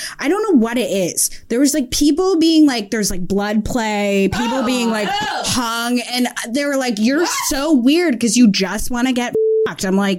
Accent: Barton, Vermont, United States; now in New York, United States; I'm like from like a redneck town near Canada, like population like 300 where I grew up.

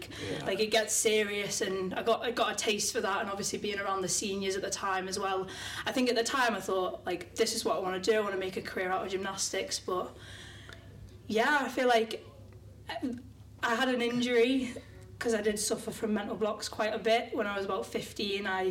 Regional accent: the Wirral, North West England, United Kingdom; now in Wigan, United Kingdom; I'm originally from the Wirral, but currently living in Wigan

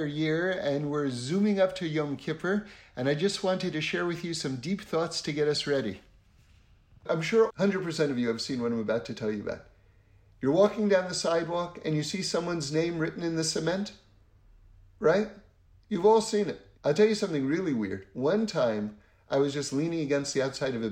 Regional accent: New York City, New York, United States; moved away as an adult; now in Los Angeles, United States; I grew up in New York City on 79th Street and Broadway on the Upper West Side

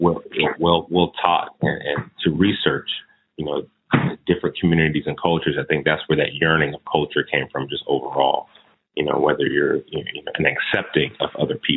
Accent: Oceanside, California, United States; moved away as an adult; also born or lived in Connecticut; now in Washington, D.C., United States; I was born in D.C. My family is from D.C., so that's one thing. But I was raised in California. I was raised in a town called Oceanside, California

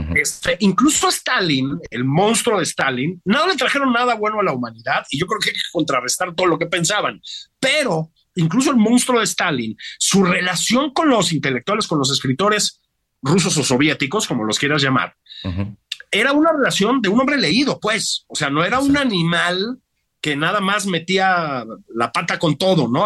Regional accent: Mexico City, Mexico; pues chilango

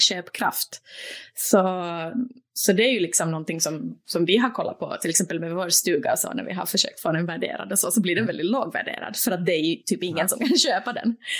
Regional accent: Turku, Southwest Finland, Finland; also born or lived in Åland / Sweden / Norway / Denmark; now in Copenhagen, Denmark; Åbo där jag är född och uppvuxen, alltså på Finland

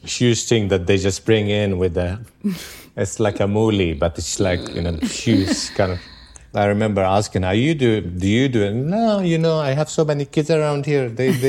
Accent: Tel Aviv, Tel Aviv District, Israel; also born or lived in Jerusalem; I grew up in Jerusalem and then Tel Aviv in 70s, 80s, where it was still kind of naive, thinking everything is going to be fine.

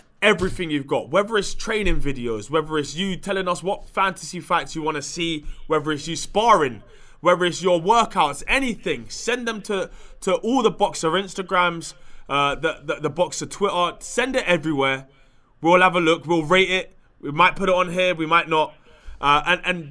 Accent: England, United Kingdom; I'm from England, or I'm British

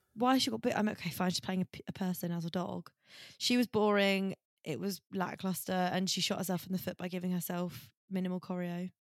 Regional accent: Essex, East of England, United Kingdom; I'm from Essex

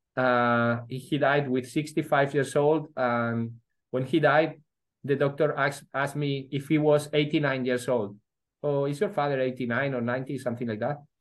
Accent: Madrid, Community of Madrid, Spain; also born or lived in Vigo, Galicia / Edinburgh / Oxford / New Delhi; when I was five years old, my father once was uh, moved to Madrid he was a human resources director of uh, Carrefour uh, for Spain and Portugal. And then, yeah, uh, I lived most of my life in Madrid

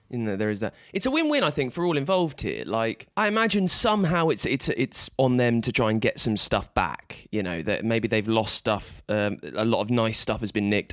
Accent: England, United Kingdom; We are all English

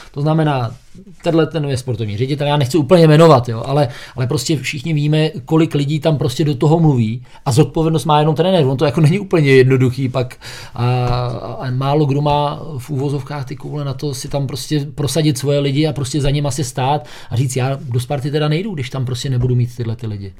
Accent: Liberec, Liberec Region, Czechia; jsem z Liberce

